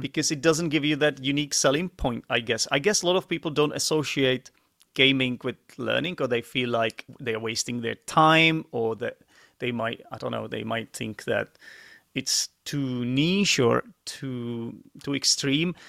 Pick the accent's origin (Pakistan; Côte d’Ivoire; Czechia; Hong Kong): Czechia; English is a second language; also born or lived in United Kingdom; I'm from the Czech Republic, and I am an English teacher like yourself